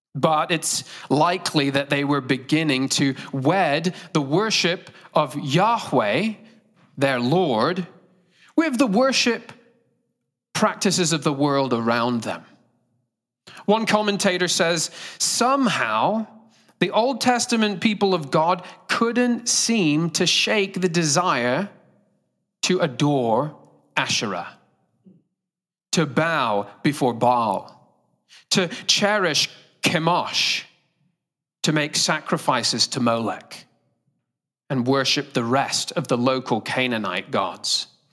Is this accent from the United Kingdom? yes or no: yes; United Kingdom; accent: British; moved away; I, uh, am from Great Britain. If you can't guess my accent, it's not Australian, it's British.